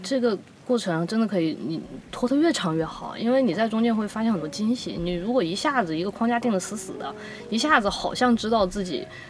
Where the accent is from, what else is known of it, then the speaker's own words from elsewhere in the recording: China; 作为中国人